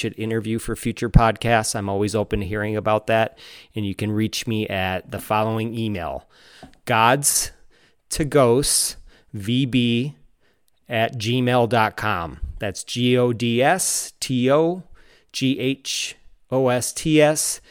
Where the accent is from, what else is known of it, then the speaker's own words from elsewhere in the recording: Wisconsin, United States; growing up in Wisconsin